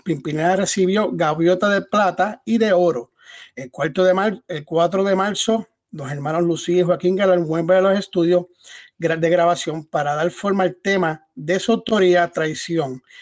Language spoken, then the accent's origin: Spanish; Puerto Rico; No solamente de Puerto Rico, somos puertorriqueños